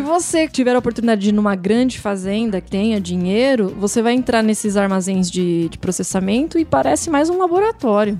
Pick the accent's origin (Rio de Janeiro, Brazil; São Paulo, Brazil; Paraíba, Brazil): São Paulo, Brazil; Paulínia; eu sou de Paulínia